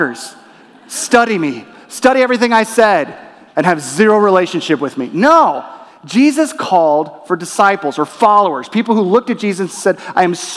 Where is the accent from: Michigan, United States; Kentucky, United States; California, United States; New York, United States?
California, United States; Torrance; also born or lived in La Crescenta, California; my family, we moved from La Crescenta, California to Torrance, California. And within Torrance, we were in the Los Angeles Unified School District